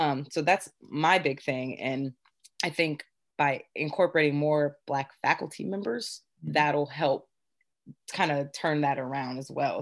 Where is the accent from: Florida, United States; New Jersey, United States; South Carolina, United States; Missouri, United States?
South Carolina, United States; Beaufort; born and raised in Beaufort, South Carolina